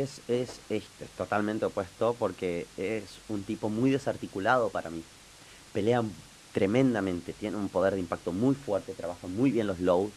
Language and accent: Spanish; Argentina; nosotros como argentinos